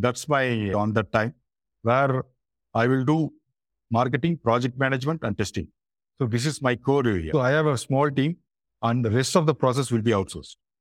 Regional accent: Chennai, Tamil Nadu, India; I'm basically from Chennai, India, southern part of India. It's from the state Tamil Nadu

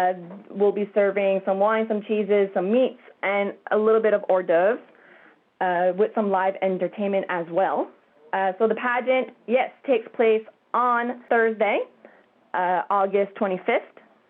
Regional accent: Wedgeport, Nova Scotia, Canada; Well, as Callie mentioned, I grew up in Wedgeport, and I grew up coming to the festival and watching the big tuna being weighed

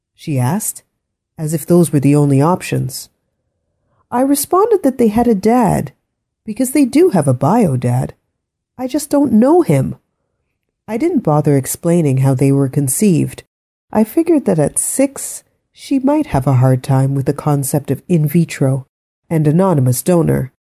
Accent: Ottawa, Ontario, Canada; We are actually all born here, I said. We're from Ottawa

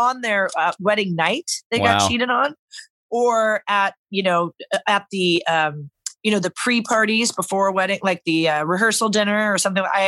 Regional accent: Norco, California, United States; also born or lived in Los Angeles; I grew up, growing up in Norco, we grew up with horses

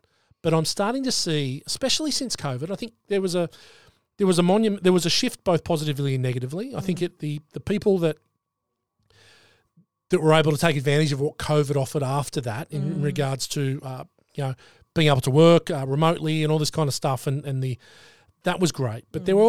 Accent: Sydney, New South Wales, Australia; And I love where I lived. It was you know, affluent. On the northern beaches of Sydney, it was affluent. I'd lived there my whole life

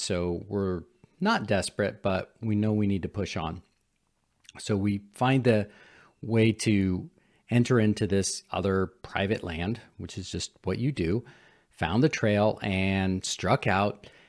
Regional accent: San Francisco, California, United States; I'm a city boy. I grew up in San Francisco

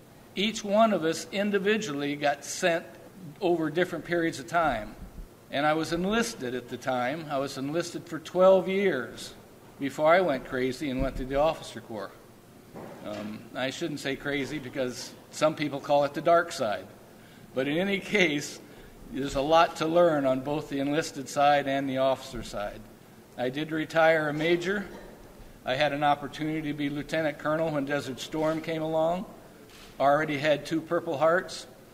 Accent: North Wilkesboro, North Carolina, United States; born there; also born or lived in Guam / Japan / Hawaii / San Diego; unfortunately, we lived in Guam. We lived in Japan. We lived in Hawaii. We lived at San Diego, Norfolk. I was born in North Wilkesboro, North Carolina.

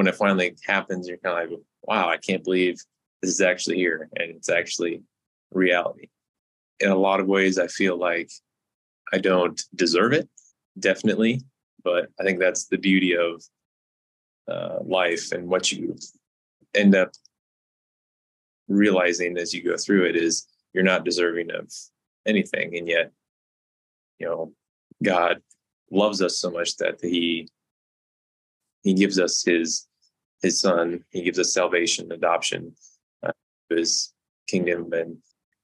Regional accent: Kearney, Nebraska, United States; my hometown

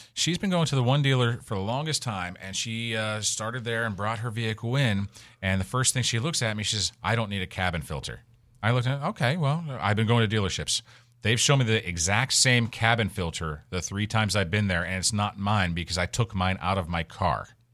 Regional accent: Western Pennsylvania, United States; now in Florida, United States; I'm from Western P

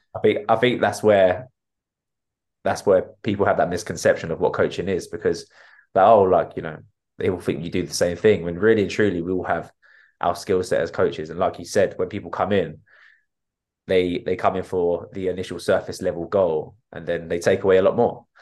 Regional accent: Enfield, London, United Kingdom; I was brought up in Enfield and still live in Enfield

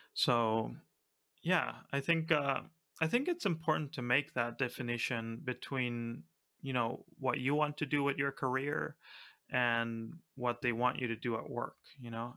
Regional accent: Argentina; I'm from Argentina

